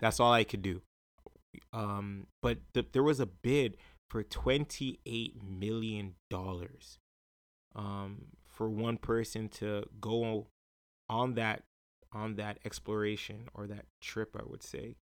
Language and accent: English; Jamaica; as a Jamaican, right, um, us Jamaicans